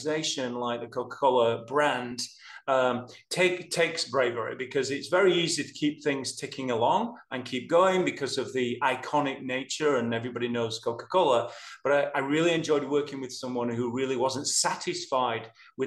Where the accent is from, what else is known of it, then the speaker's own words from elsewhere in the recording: Yorkshire and the Humber, United Kingdom; moved away as an adult; now in Atlanta, United States; I'm a Yorkshireman